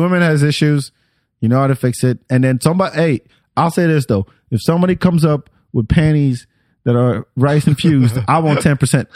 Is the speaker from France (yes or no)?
yes; France; moved away; I grew up in France